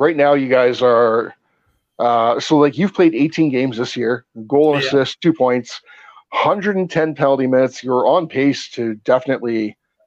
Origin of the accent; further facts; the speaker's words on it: Canada; I'm Canadian.